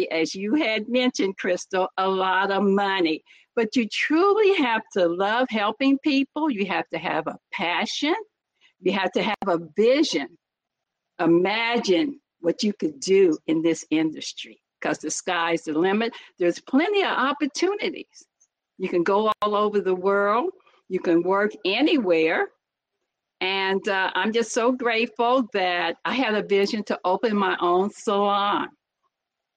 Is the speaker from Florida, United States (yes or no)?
no; Muncie, Indiana, United States; now in Los Angeles, United States; born and raised in Muncie, Indiana